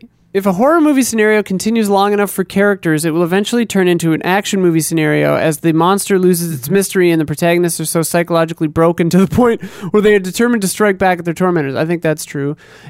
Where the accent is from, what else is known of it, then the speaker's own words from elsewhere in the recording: Seattle, Washington, United States; I'm from the Seattle area, so October rain is a cozy fall imagery.